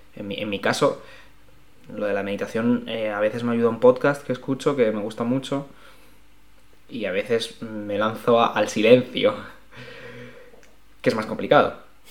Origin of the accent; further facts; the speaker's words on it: Alicante, Valencian Community, Spain; now in Madrid, Spain; yo no soy de Madrid, yo soy de, Alicante y a mí el mar me, tira mucho, como todos los que somos de costa